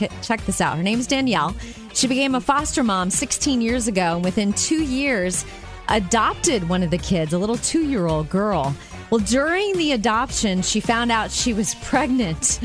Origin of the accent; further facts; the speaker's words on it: Jupiter, Florida, United States; moved away; my hometown of Jupiter, Florida